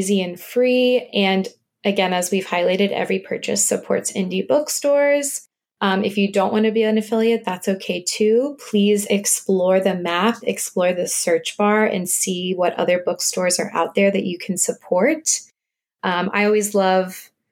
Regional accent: the South, United States; moved away; I'm actually originally from the South

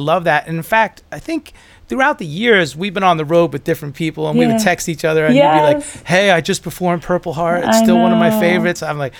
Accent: Long Island, New York, United States

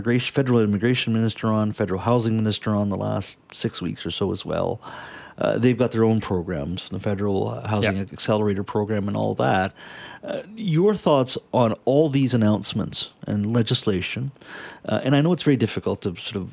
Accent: Canada; we as a Canadian society

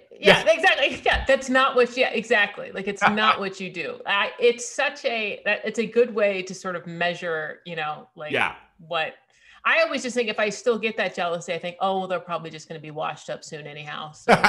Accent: Austin, Texas, United States; my hometown shows that were, like, you know, in Austin.

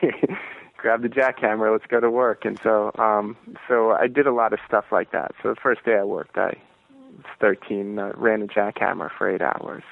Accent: Merritt Island, Florida, United States; moved away; I'm originally from Florida. I'm from uh, this uh, strange little town on the east coast of Florida called Merritt Island

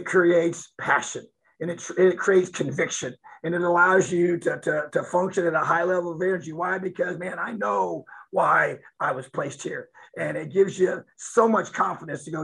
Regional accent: Indiana, United States; moved away as an adult; This is home. Bloomington's a beautiful, amazing place. And this is my home state.

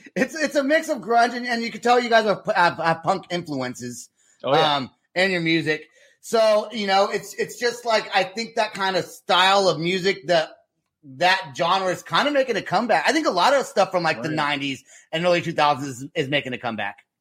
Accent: Vacaville, California, United States; my hometown

